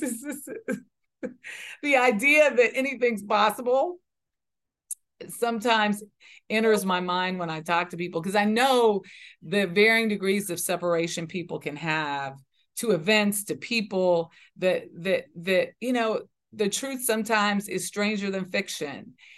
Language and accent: English; Los Angeles, California, United States; when I was growing up in South Central Los Angeles